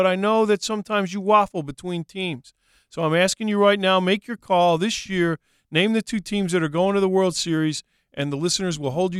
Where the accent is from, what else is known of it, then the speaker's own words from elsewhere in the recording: Washington, District of Columbia, United States; I'm going with my hometown Washington Nationals